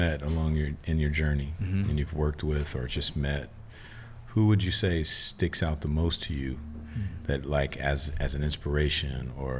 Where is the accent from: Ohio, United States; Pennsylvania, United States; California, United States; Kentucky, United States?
Kentucky, United States; Louisville; I grew up in Louisville